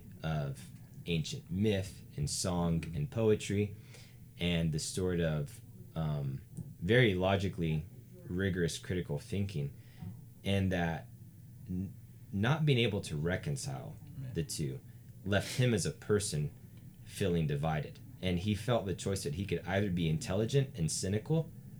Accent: the South, United States; I come from the South

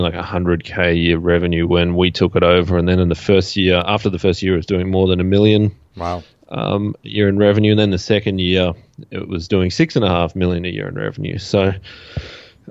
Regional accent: Australia; I'm from Australia

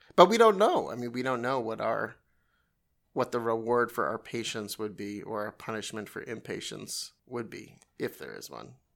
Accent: New York, United States; I'm from New York

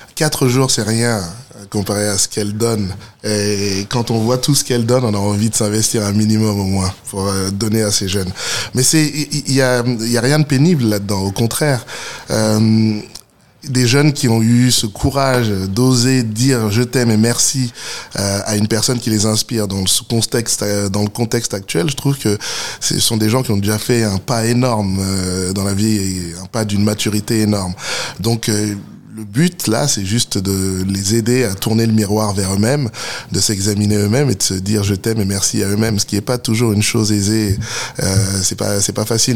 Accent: Stains, Île-de-France, France; j'ai grandi à Stein dans le 93, euh, juste à côté de Saint-Denis

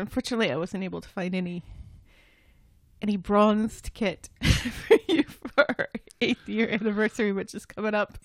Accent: United States; I'm an American

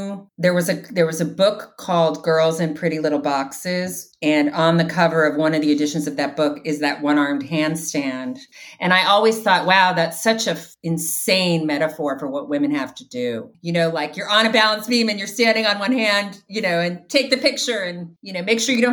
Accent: Chicago, Illinois, United States; I grew up near Second City in Chicago, and we'd go to the free improv shows at Second City

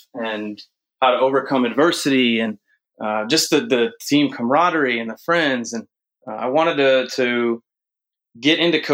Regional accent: Chicago, Illinois, United States; moved away as an adult; also born or lived in Texas / North Carolina; I grew up in the Chicagoland area

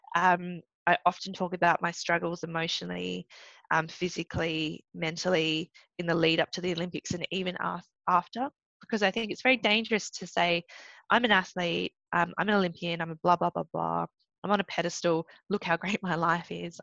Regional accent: Australia; first language English; also born or lived in Malaysia; being an Australian Malaysian, training in Australia but representing Malaysia, but not being able to speak anything else but English

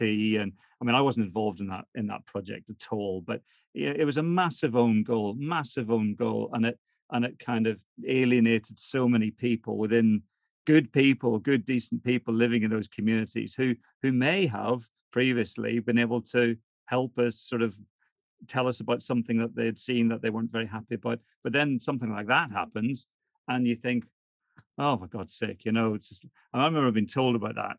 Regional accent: Northern Ireland, United Kingdom; So why are you asking me, just because I'm from Northern Ireland

